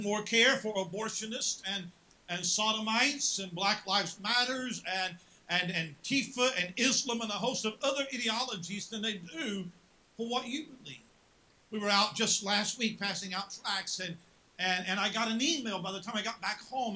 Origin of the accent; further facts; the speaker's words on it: West Virginia, United States; moved away; I'm from West Virginia.